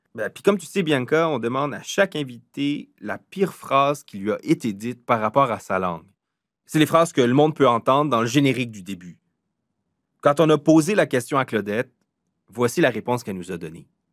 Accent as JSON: {"language": "French", "region": "south-east New Brunswick", "country": "Canada", "said": "On est des Acadiens du sud-est du Nouveau-Brunswick"}